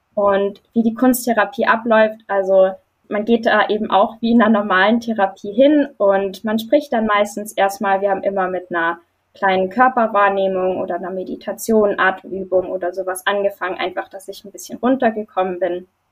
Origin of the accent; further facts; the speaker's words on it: Germany; Ich komme aus Deutschland